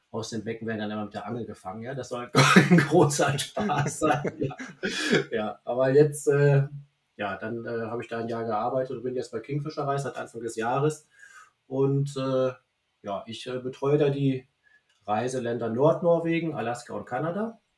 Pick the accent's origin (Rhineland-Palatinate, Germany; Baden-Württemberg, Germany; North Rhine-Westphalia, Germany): North Rhine-Westphalia, Germany; Münster; ich wollte meine Heimat zurückziehen nach Münster